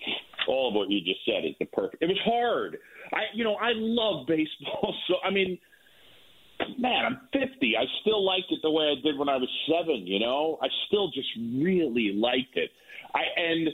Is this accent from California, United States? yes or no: no; New York, United States; moved away; I grew up in New York